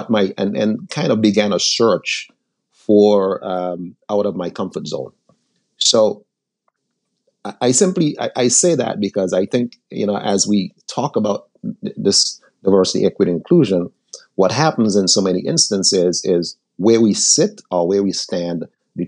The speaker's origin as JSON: {"language": "English", "country": "St. Vincent & Grenadines", "tie": "born or raised there", "moved": "yes", "lives_now": "United States", "said": "I was born in the Caribbean. I was born in a little island called St. Vincent."}